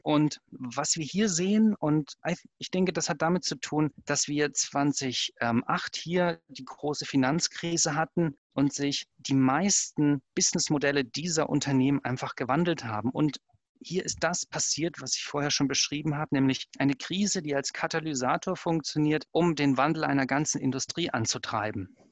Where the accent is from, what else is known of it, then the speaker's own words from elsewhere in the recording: Germany; ich als Deutscher